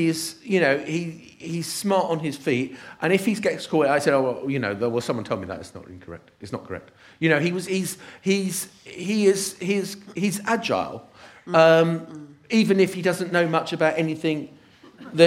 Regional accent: United Kingdom; we're British after all

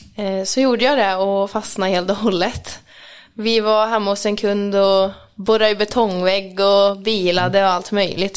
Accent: Mariestad, Västra Götaland, Sweden; Jag kom från Mariestad

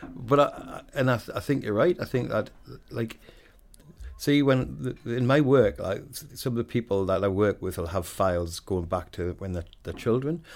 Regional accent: Wallsend, North East England, United Kingdom; moved away; I grew up in a place called Walls End, which is about four miles away from Newcastle

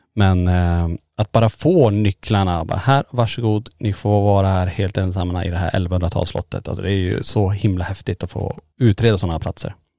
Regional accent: Sweden; vi som svenskar

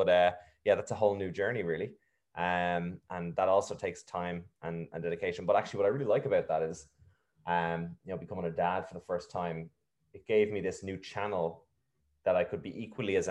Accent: Navan, Leinster, Ireland; also born or lived in Dunshaughlin; I was in two all Irish primary schools, actually. I moved from Dunshaughlin to Navan

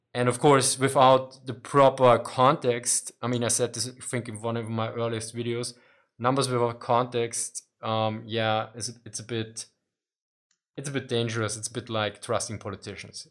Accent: Austria; I'm from Austria

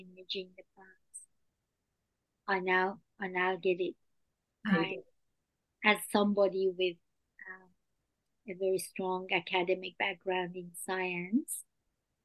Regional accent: France; English is a second language; moved away as an adult; now in Australia; I was raised in France and came to Australia as an adult.

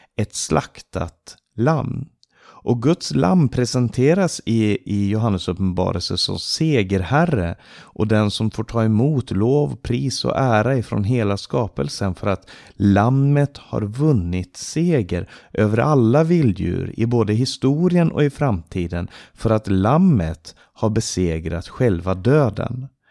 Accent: Stockholm, Stockholm County, Sweden; now in Romania; Jag växte upp i Maranataförsamlingen i Stockholm

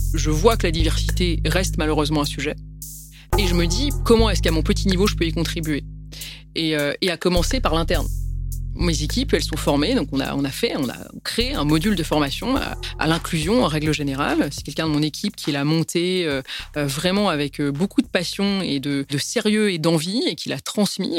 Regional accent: Paris, Île-de-France, France; Je suis née à Paris et après je suis d'origine arménienne

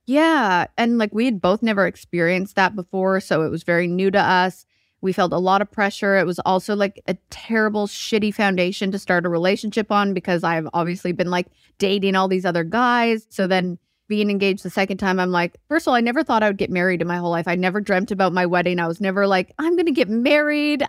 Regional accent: Alberta, Canada; moved away as an adult; also born or lived in Vancouver; now in Nashville, United States; I grew up in Alberta and then moved to Vancouver when I was twenty.

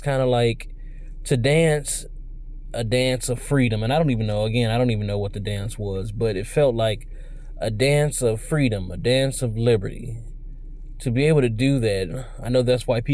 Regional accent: United States; I'm American, man. Like, for better or worse, I'm American

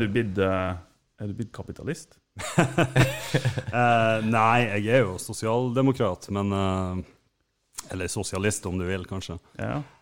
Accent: Mo i Rana, Nordland, Norway; also born or lived in Trondheim; jeg er født på Selfors, og jeg er oppvokst i Rana. Jeg har bodd her nesten hele livet

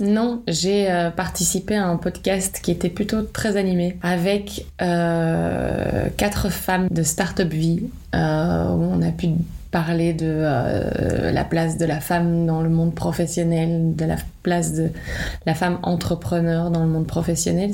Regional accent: Liège, Wallonia, Belgium; je suis née à Liège, en Wallonie

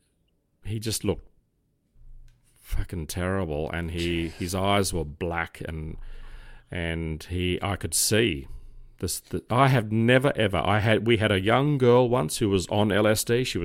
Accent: Crows Nest, New South Wales, Australia; born there; the Mater, which is the hospital I was born in Crow's Nest, just up from North Sydney Police Station.

